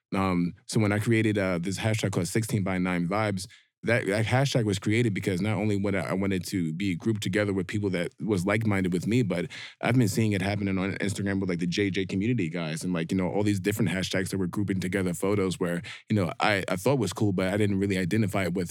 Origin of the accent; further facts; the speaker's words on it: New York, United States; being a black dude who's an electrician, born and raised in New York